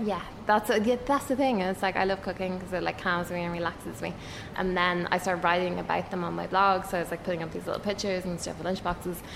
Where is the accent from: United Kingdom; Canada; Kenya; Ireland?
Ireland; moved away; I used to work in human resources in Ireland. I'm Irish